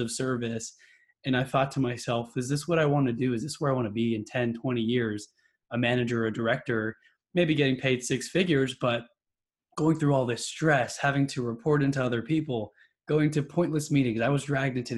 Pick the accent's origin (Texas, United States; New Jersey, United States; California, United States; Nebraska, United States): Texas, United States; also born or lived in New York; I've been raised in Texas my whole life